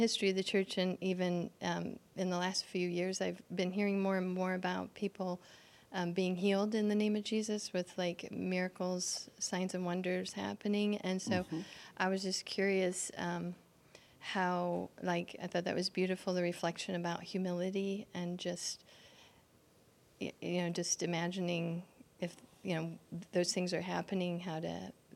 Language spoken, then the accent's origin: English; Batesville, Indiana, United States; Like the Batesville area in Indiana